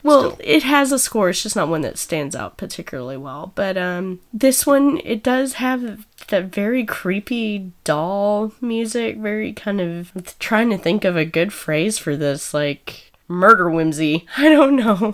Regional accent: Snyder, Texas, United States; I come from Snyder, Texas

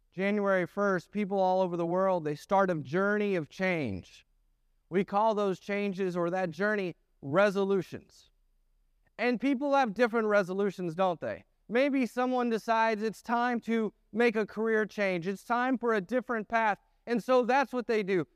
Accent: the North, United States; moved away; I grew up in the North.

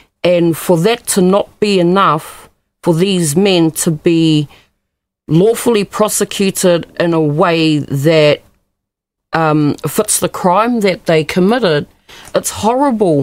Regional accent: Kawakawa, Northland, New Zealand; my hometown, Kawakawa, and I attended school with both his daughters

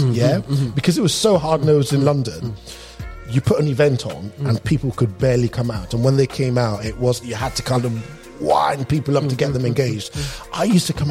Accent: Lagos, Nigeria; also born or lived in England; now in United Kingdom; I'm English born, Nigerian raised

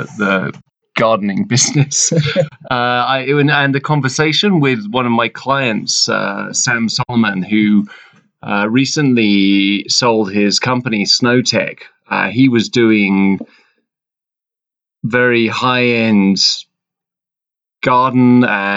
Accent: London, United Kingdom; moved away; I grew up in London

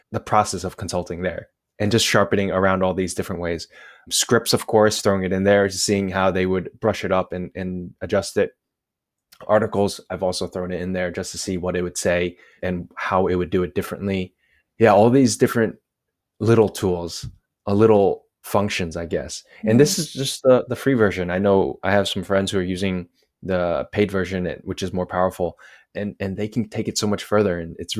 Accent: New Jersey, United States; moved away as an adult; also born or lived in China; now in Lisbon, Portugal; I'm from New Jersey, I should also add. So I'm extra arrogant.

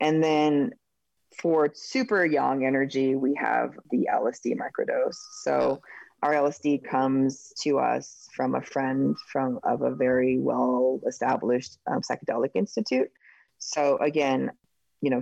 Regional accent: Oregon, United States; My home state of Oregon

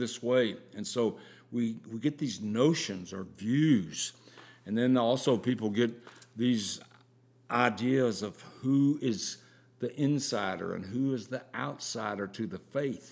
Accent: the South, United States; growing up in the South

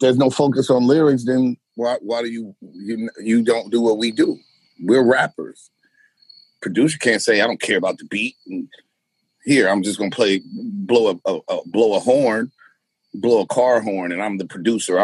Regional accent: United States; as American and urban Puerto Ricans and Blacks

